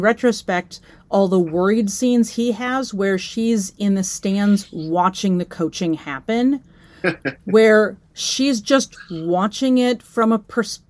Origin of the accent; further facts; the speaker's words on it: Midwest, United States; I'm from the Midwest.